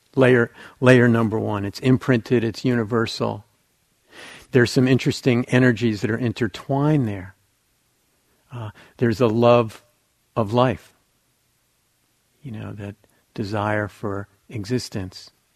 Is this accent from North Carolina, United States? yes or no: no; New Jersey, United States; I grew up in New Jersey, it was right across from New York City